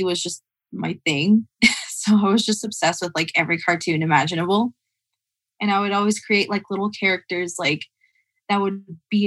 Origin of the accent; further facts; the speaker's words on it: Lake Los Angeles, California, United States; also born or lived in Palmdale, California / Pearblossom, California; throughout most of my childhood, I lived in a small area called Lake Los Angeles